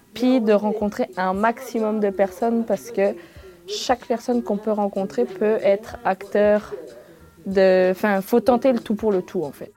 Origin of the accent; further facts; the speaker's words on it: France; moved away as an adult; now in Amqui, Canada; j'ai l'habitude de connaître en France